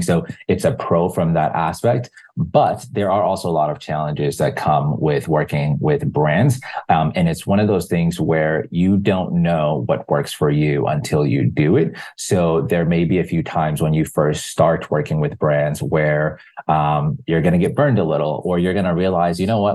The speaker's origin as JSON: {"language": "English", "country": "Zimbabwe", "moved": "yes", "said": "I'm originally from Zimbabwe"}